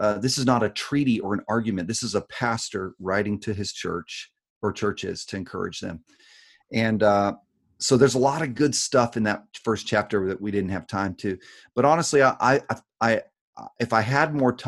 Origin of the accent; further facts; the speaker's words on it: United States; as American Christians